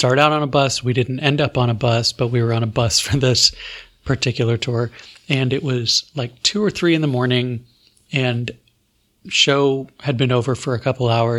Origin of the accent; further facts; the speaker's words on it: Florida, United States; I'm from Florida